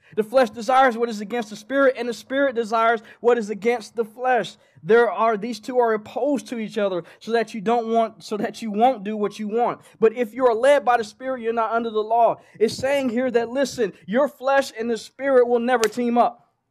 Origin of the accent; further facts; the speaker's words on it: Oklahoma, United States; moved away; I'm from Oklahoma